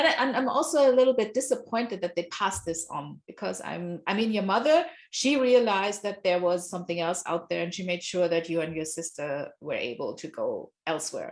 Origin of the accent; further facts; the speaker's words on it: Nigeria; I grew up in Nigeria, my father's from Nigeria.